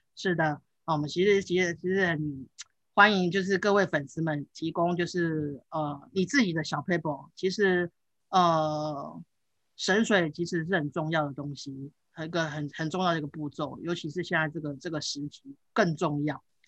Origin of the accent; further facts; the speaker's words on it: Taichung, Taiwan; 我，我，我小时候就是长，是，哎，在台中长大，那，那，呃，德基水库其实在我们家，呃，上面而已，因为我家住东市